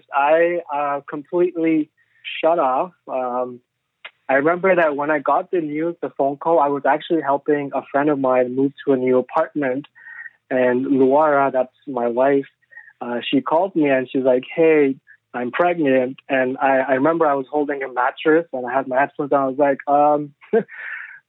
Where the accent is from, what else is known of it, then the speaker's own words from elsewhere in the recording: Pakistan; moved away as an adult; also born or lived in China; now in Canada; I was born in China. So we were in China for, I think, 3 years. And then we moved back to Pakistan